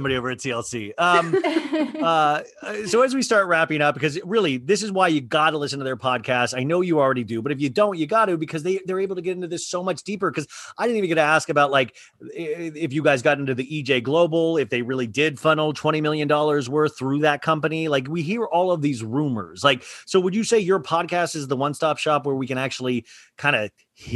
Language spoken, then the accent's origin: English; Kansas, United States; I grew up in Kansas, middle class